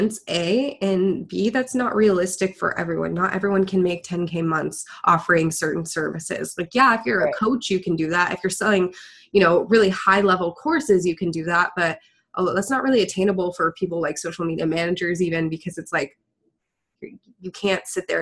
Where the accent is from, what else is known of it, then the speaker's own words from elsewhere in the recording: Houston, Texas, United States; I'm from Houston